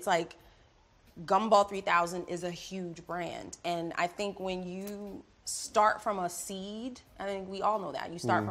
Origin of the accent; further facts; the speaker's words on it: Philadelphia, Pennsylvania, United States; I'm from Philly